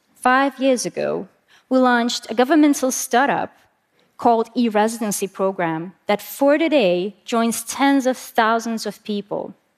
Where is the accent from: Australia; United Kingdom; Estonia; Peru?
Estonia; I'm from Estonia